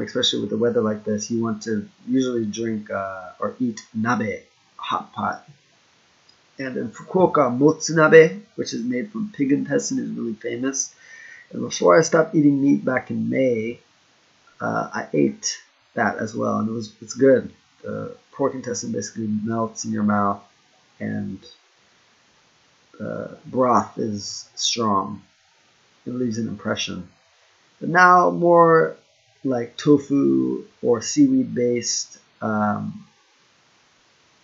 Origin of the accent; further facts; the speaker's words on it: Florida, United States; also born or lived in Hokkaido / Okinawa / Kyushu; now in Japan; I grew up in Florida